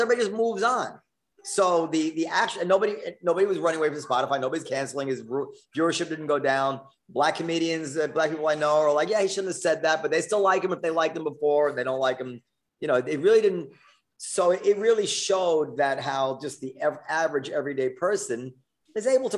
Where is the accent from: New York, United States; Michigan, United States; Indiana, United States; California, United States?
New York, United States; New York City; my experience growing up in New York City